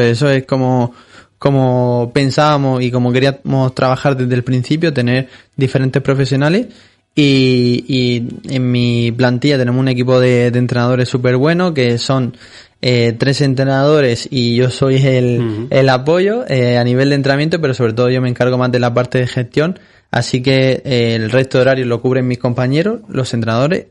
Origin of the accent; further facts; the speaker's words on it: Molina de Segura, Region of Murcia, Spain; yo también soy de Molina de Segura, como él